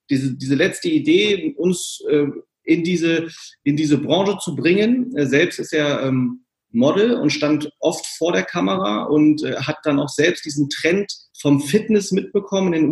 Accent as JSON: {"language": "German", "town": "Braunschweig", "region": "Lower Saxony", "country": "Germany", "tie": "born there", "also_born_or_lived": "California", "lives_now": "Hamburg, Germany", "said": "ähm, bin gebürtiger Braunschweiger"}